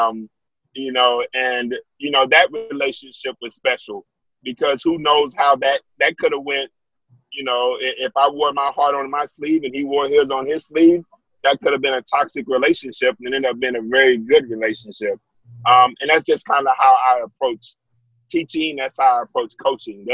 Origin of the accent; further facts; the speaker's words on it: Wichita Falls, Texas, United States; Yeah, I'm from Wichita Falls.